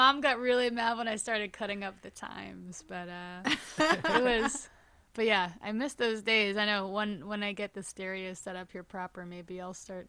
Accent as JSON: {"language": "English", "region": "New York", "country": "United States", "said": "that like my schedule started feeling really crazy for being a New Yorker"}